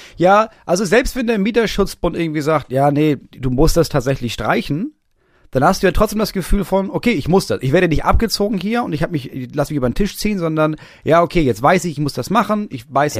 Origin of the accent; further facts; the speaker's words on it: Schleswig-Holstein, Germany; ich komme aus Holstein